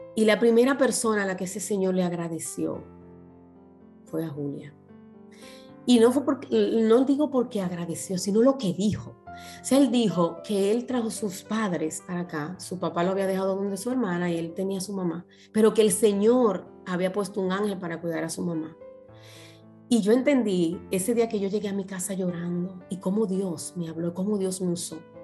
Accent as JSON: {"language": "Spanish", "country": "Dominican Republic", "also_born_or_lived": "Punta Cana", "moved": "as an adult", "said": "yo trabajaba para el grupo Capcana, las que viven en mi país conocen"}